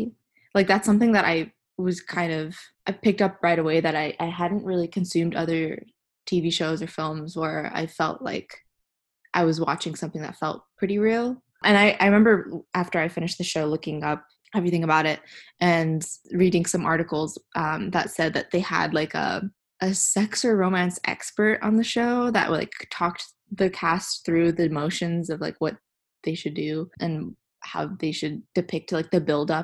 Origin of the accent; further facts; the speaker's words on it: Houston, Texas, United States; moved away as an adult; also born or lived in Philadelphia; I currently am in Houston, where I'm from